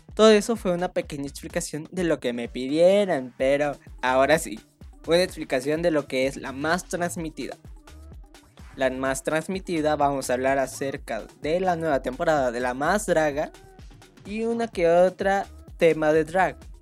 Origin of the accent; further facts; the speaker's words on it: Michoacán, Mexico; now in Zapopan, Mexico; yo soy originaria de Michoacán y en estos momentos vivo en Zapopan, o mejor dicho en Guadalajara